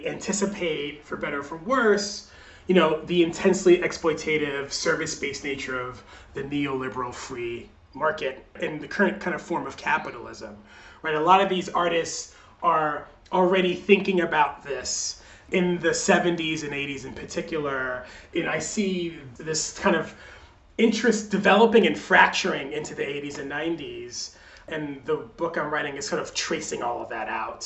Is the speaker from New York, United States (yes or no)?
yes; New York, United States; I grew up in New York in the 80s and 90s.